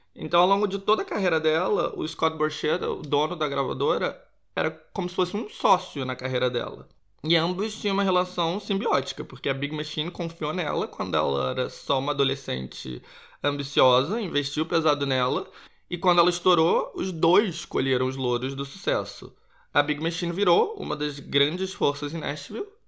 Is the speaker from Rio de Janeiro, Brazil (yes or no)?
yes; Rio de Janeiro, Brazil; now in Portugal; eu sou do Rio de Janeiro, sou carioca